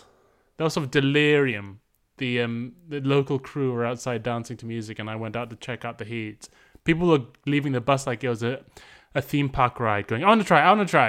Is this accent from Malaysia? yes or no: yes; Malaysia; now in London, United Kingdom; I grew up in Malaysia